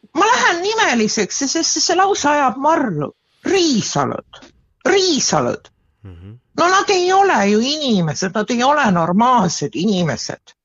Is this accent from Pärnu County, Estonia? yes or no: yes; Pärnu, Pärnu County, Estonia; ma olen ise Pärnust pärit